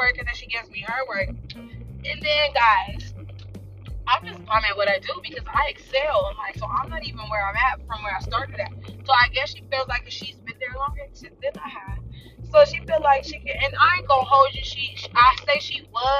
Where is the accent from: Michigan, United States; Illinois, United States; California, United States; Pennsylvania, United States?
California, United States; Los Angeles; I'm from South Central